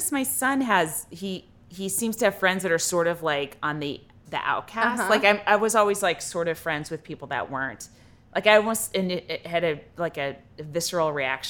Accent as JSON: {"language": "English", "region": "California", "country": "United States", "tie": "born or raised there", "said": "I grew up in the East Bay of San Francisco."}